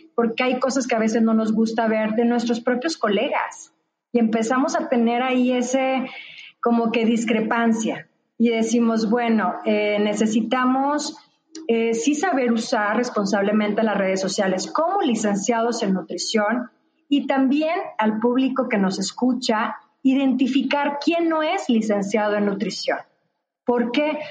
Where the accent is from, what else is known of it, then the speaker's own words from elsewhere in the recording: northern Mexico, Mexico; also born or lived in Nuevo León; soy del norte